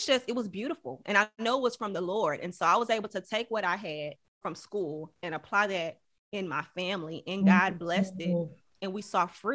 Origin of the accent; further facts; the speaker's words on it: Houston, Texas, United States; I'm from Houston, Texas, originally from Houston, Texas. So I graduated from Barbara Jordan High School of Careers